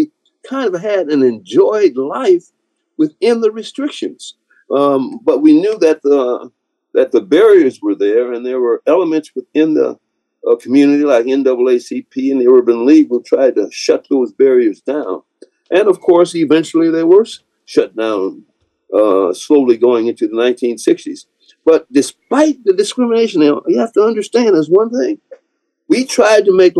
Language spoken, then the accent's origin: English; Detroit, Michigan, United States; I was from Chadsey High School